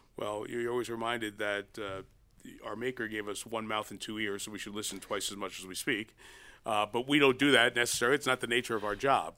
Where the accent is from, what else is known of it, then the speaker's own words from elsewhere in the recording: New York City, New York, United States; I grew up in New York, only child